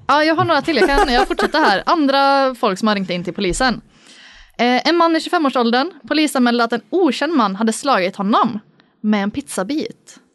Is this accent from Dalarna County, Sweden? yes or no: yes; Dalarna County, Sweden; Jag är ju från, eh, Dalarna